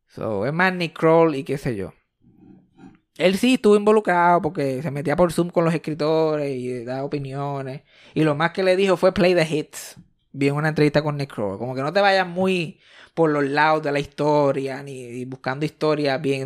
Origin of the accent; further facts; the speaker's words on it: Mayagüez, Puerto Rico; Mi amiguito de Río Caña él y yo somos del mismo barrio. Él, yo y Eugenio María de Hosto somos de Geocaña, Mayagüez, Puerto Rico